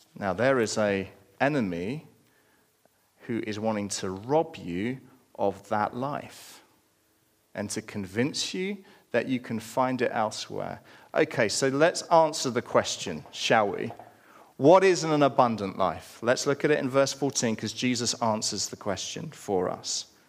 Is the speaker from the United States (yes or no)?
no; United Kingdom; we're British